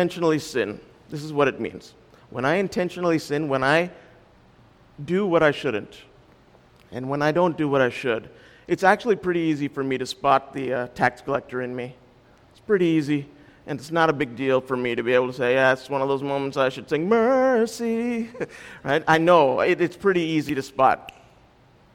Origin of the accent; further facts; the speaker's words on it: India; when you parent kids as an Indian